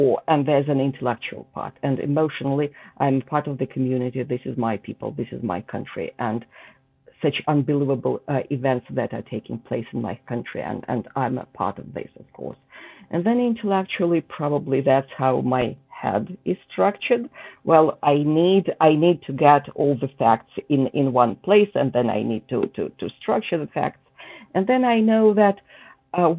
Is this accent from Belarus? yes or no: yes; Belarus; moved away as an adult; now in United States; I was born in the Soviet Union in what was then, you know, the Belarusian part, the Belarusian Soviet Socialist Republic.